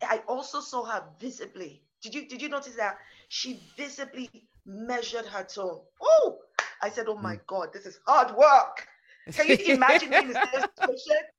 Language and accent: English; Nigeria; also born or lived in East Africa / United States; now in United Kingdom; So I grew up partly in Nigeria. We also moved for a while to East Africa. And in the States on some of my younger years, and in the United Kingdom for most of my adult life.